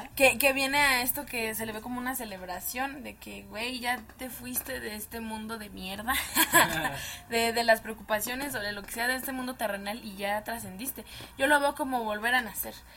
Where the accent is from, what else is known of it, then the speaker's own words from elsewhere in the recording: Mexico; Los mexicanos